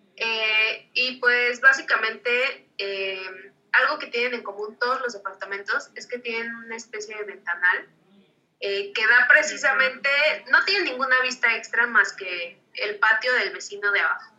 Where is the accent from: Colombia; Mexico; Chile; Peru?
Mexico; para nosotros como mexicanos